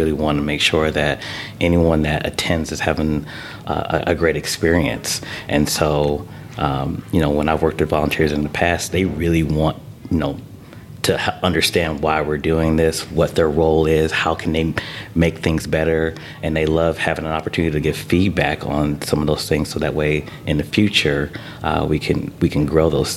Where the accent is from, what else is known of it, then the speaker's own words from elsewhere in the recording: Michigan, United States; moved away as an adult; now in Fishers, United States; I got my start working for the Detroit Pistons back in my hometown of Michigan